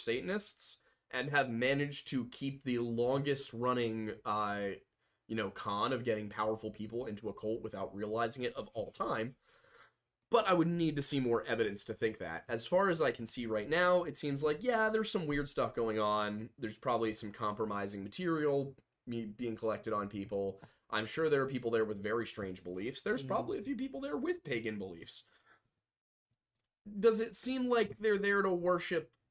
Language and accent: English; United States; as an American